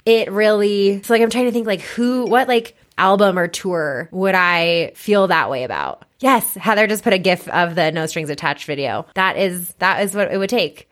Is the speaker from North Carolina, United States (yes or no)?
no; Boulder, Colorado, United States; I was born and raised in Boulder and I still live in Boulder